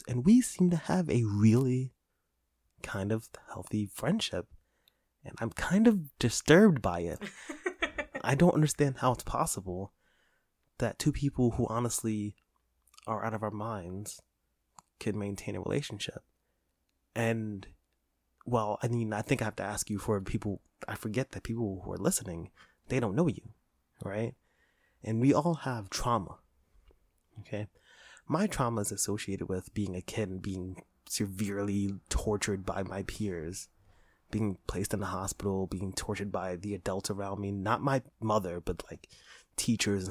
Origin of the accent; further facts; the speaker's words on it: New York City, New York, United States; moved away; we're from New York, from the Bronx